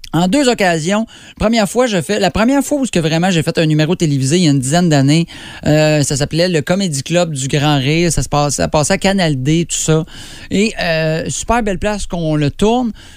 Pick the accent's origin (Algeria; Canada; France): Canada; Drummondville, Quebec; je viens de Drummond